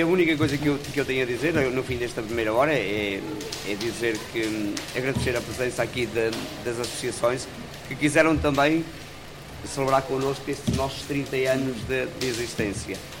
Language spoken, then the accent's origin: Portuguese; Granja, Norte, Portugal; minha aldeia, na Granja, e eu, eu na altura ficava com, na casa dos meus avós